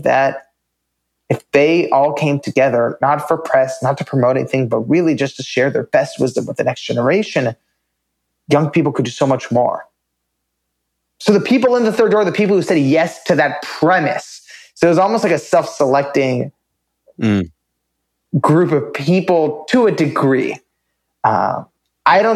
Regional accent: United States; I grew up in America, you know, born in 1992

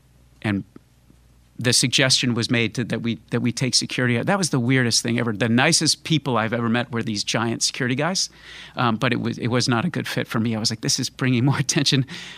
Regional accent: Florida, United States; also born or lived in Connecticut; Well, I kind of grew up in Connecticut and then Florida, and found music and all that once I moved to Florida.

